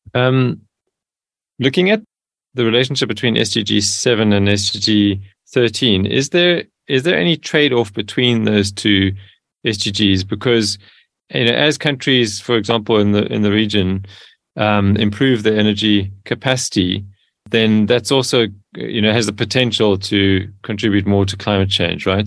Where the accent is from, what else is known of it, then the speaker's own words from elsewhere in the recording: Cape Town, Western Cape, South Africa; I grew up in Cape Town in South Africa